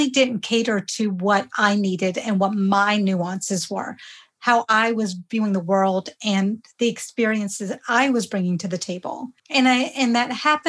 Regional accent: rural Georgia, United States; first language Hindi; English is a second language; I grew up in rural Georgia in the 70s.

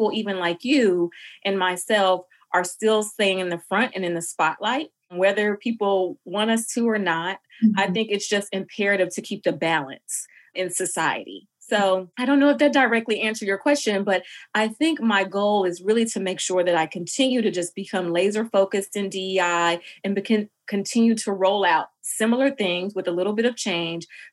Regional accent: Jackson, Mississippi, United States; moved away as an adult; also born or lived in Boston; now in Atlanta, United States; I myself am from Mississippi, Jackson in particular, which is a Black city

